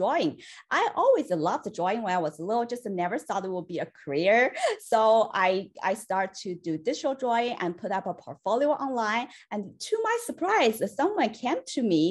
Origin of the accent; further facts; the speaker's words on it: China; moved away as an adult; now in United States; I was born and raised in China